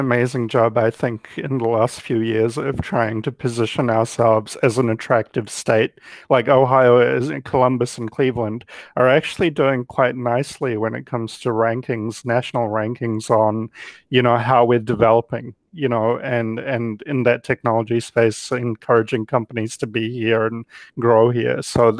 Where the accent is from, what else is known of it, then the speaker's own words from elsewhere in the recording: New Zealand; now in United States; Well, I came here from New Zealand because I had a personal reason